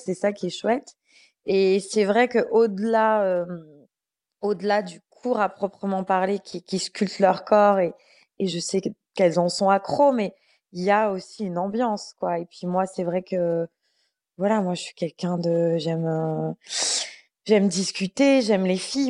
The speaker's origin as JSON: {"language": "French", "town": "Bordeaux", "region": "Nouvelle-Aquitaine", "country": "France", "moved": "as an adult", "lives_now": "Paris, France", "said": "je suis montée à Paris, j'étais de Bordeaux."}